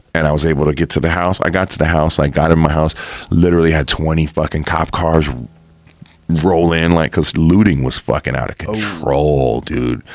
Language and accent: English; Los Angeles area, California, United States; also born or lived in New York; I've been here most of my life